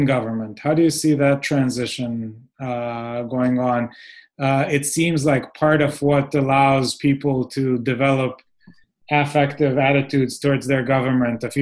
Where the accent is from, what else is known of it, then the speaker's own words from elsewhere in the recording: Israel; I come from Israel where everybody is a strategist